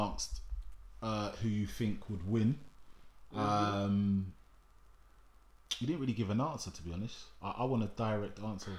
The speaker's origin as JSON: {"language": "English", "region": "London", "country": "United Kingdom", "tie": "born or raised there", "said": "I was born in North London."}